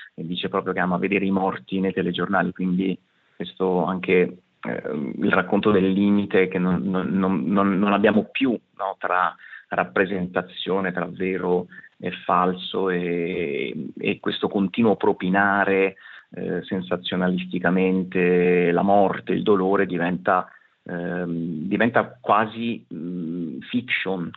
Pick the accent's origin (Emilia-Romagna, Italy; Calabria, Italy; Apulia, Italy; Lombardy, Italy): Apulia, Italy; sia io che … siamo pugliesi